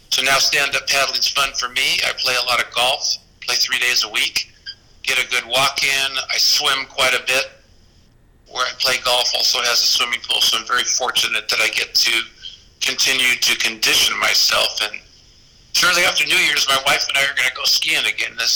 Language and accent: English; Newport Beach, California, United States; so now we live down here in Newport Beach. I really enjoy living at the exact same location where I grew up on Balboa Island.